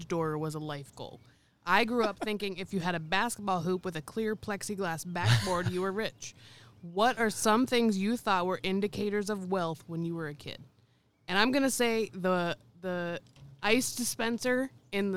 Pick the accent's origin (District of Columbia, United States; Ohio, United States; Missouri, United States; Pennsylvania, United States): Pennsylvania, United States; Greensburg; I grew up on Hilltop Greensburg, nobody had a flat yard